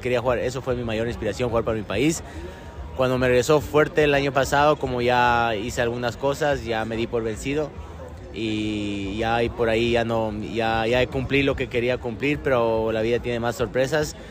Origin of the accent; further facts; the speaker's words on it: Ecuador; moved away; also born or lived in Argentina / Middle East; Soy muy ecuatoriano, me, encanta mi país